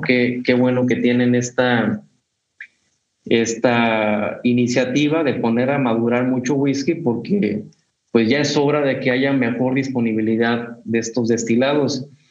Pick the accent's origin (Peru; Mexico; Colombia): Mexico; venimos de México